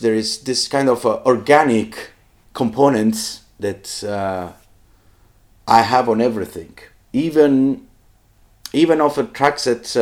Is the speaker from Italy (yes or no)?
yes; Southern Italy, Italy; I come from South Italy